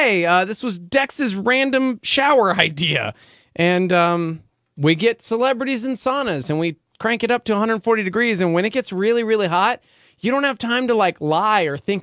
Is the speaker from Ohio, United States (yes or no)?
no; Albuquerque, New Mexico, United States; I'm from Albuquerque